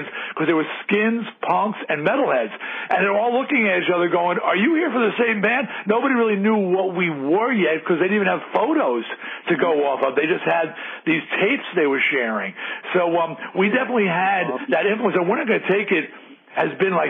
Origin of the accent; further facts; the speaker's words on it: Long Island, New York, United States; I was a rube from Long Island